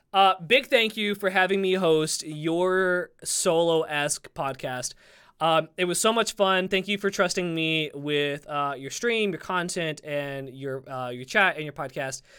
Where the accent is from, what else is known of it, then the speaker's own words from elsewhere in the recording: the South, United States; I'm from the South